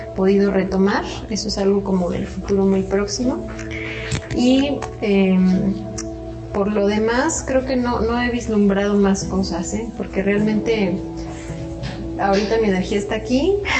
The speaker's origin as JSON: {"language": "Spanish", "region": "Querétaro", "country": "Mexico", "tie": "born or raised there", "also_born_or_lived": "the Caribbean", "moved": "yes", "said": "aquí también en Querétaro, que es mi ciudad natal"}